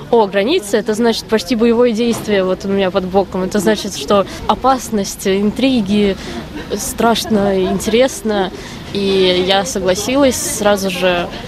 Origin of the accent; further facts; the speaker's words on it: Moscow, Russia; moved away as an adult; now in Warsaw, Poland; я из Москвы. Я приехала сюда в середине марта через э, Армению и Грузию.